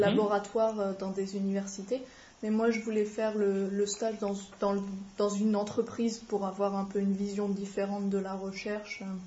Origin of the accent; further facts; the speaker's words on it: France; moved away as an adult; now in Melbourne, Australia; chez moi, en France, euh, avec mes parents